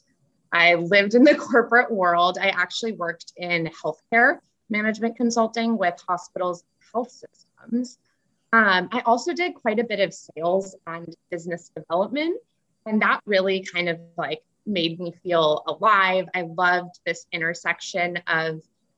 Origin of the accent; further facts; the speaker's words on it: Chicago, Illinois, United States; now in California, United States; I grew up in Chicago to a family that drank a lot of wine.